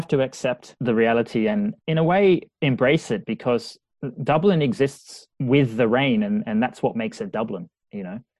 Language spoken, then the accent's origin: English; Australia; now in Liverpool, United Kingdom; I'm from the Pacific Ocean in Australia, used to having almost sun days every day. And now I live in Liverpool where it's grey.